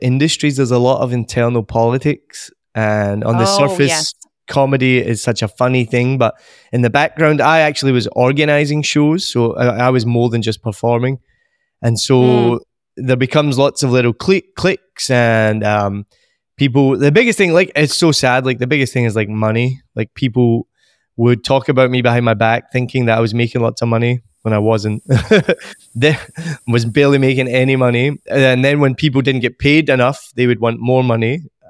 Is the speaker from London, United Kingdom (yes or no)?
no; Scotland, United Kingdom; moved away as an adult; also born or lived in United States / Australia / New Zealand; now in Vietnam; I'm originally from Scotland and left there in my early 20s, moved to America, then ended up in Australia, then ended up in New Zealand, and then Vietnam. So I haven't lived in Scotland for about 20 years.